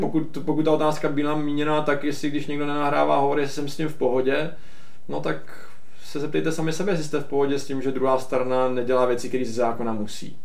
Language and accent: Czech; Czechia; jsme Češi